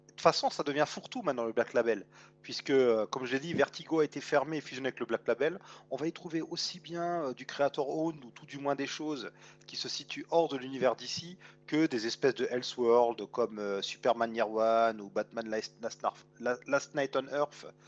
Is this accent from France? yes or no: yes; France; chez nous en France